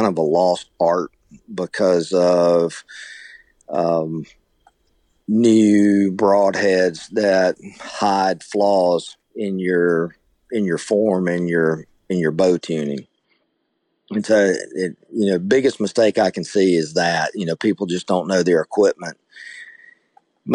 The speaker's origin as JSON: {"language": "English", "town": "Opelika", "region": "Alabama", "country": "United States", "tie": "born or raised there", "said": "I grew up in Opelika, which is, you know, just right outside of Auburn"}